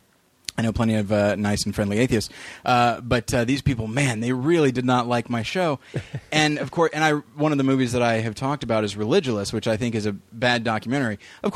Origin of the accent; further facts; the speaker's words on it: Taft, California, United States; born there; I lived several places. I was born in Taft, California, which is in the Bakersfield area.